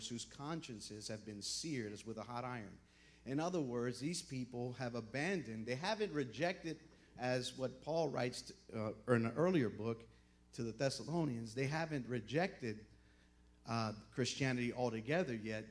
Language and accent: English; Miami, Florida, United States; moved away; I'm from Miami, Florida